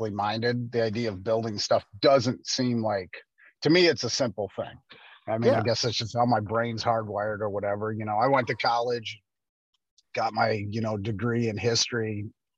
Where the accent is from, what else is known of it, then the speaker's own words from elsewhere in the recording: Northern Illinois, United States; also born or lived in Texas; I grew up in Northern Illinois out in the country on a farm